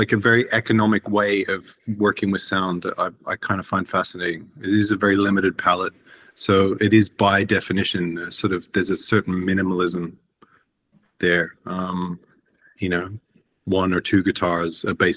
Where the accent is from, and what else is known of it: Australia; born or raised there; moved away as an adult; now in Iceland